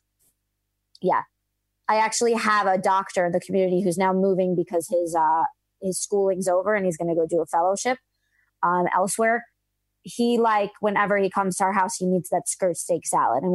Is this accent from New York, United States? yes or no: yes; New York City, New York, United States; moved away as an adult; also born or lived in Muncie; now in Las Vegas, United States; I grew up in Flatbush, so there was a pizza store on every corner.